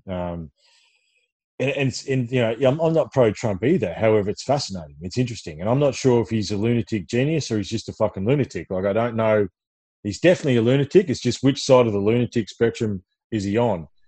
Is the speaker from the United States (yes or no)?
no; Ballarat, Victoria, Australia; when I was a kid growing up in Ballarat Victoria